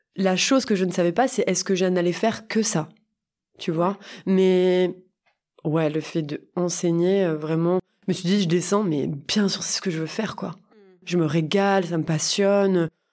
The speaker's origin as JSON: {"language": "French", "town": "Montpellier", "region": "Occitania", "country": "France", "tie": "born or raised there", "said": "j'habite à Montpellier, je suis née à Montpellier"}